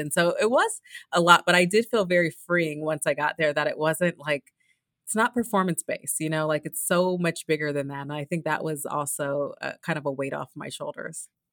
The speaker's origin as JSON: {"language": "English", "town": "Los Angeles", "region": "California", "country": "United States", "said": "I'm from Los Angeles, and, you know, I had my first races there"}